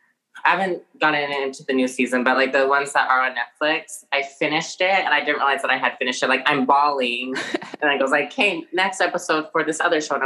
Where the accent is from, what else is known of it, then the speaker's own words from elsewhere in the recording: Utah, United States; now in Salt Lake City, United States; I'm from Utah. If you don't know where Utah is, if you know the word Mormon, there you go. But I did also grow up Mormon. My family is interracial. My mom is white. My dad is Samoan.